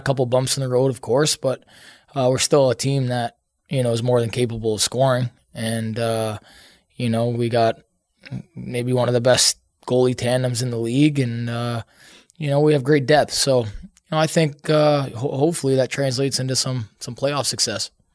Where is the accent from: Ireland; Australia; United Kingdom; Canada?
Canada; I'm Canadian.